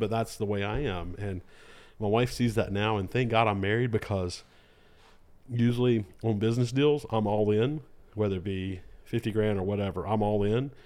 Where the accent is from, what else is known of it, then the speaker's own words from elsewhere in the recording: Lexington, United States; also born or lived in Argentina / Guatemala; I'm from Lexington. Uh, grew, born and raised here in Lexington